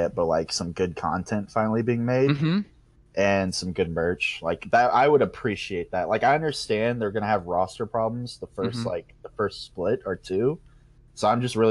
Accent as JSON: {"language": "English", "town": "Memphis", "region": "Tennessee", "country": "United States", "said": "Just shitty old Memphis, Tennessee"}